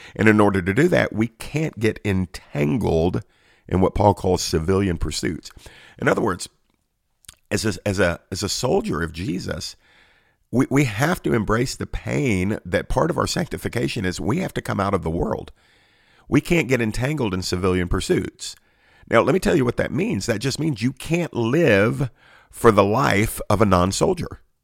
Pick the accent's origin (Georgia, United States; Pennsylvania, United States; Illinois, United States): Georgia, United States; my home state of Georgia